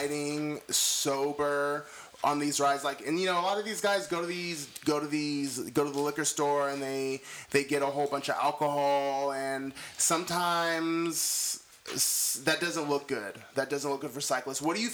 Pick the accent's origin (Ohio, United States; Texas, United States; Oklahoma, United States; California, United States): California, United States; Northern; moved away; I'm originally from Northern California